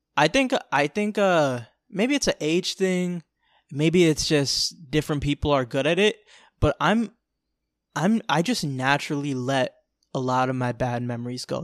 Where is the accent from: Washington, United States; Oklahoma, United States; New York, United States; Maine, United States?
New York, United States; New York City; now in Florida, United States; I was born in New York City, the Bronx